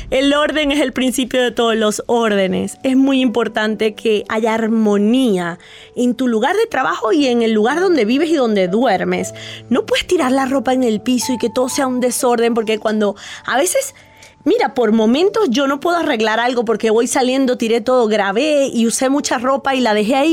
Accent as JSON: {"language": "Spanish", "region": "Loja", "country": "Ecuador", "said": "Eh, soy de acá de Ecuador, de la ciudad de Loja."}